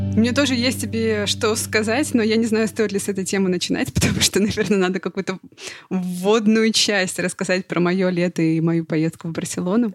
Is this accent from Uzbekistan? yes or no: no; Russia; moved away; I'm from Russia